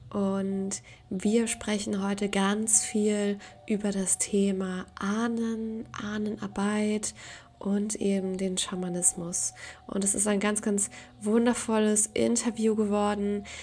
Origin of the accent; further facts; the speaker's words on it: Poland; German is a second language; moved away as an adult; now in Germany; ich bin in Polen aufgewachsen. Ich bin nach Deutschland gekommen